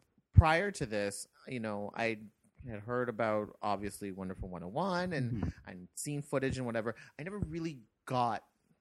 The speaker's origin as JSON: {"language": "English", "country": "Canada", "said": "because we're Canadian."}